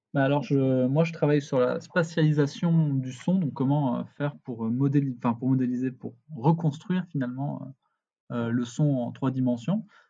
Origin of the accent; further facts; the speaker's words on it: near Spain, south-west France, France; moved away as an adult; also born or lived in Denmark; now in Canada; Je suis euh, français à la base. J'étais, euh, je viens du sud-ouest de la France, proche de l'Espagne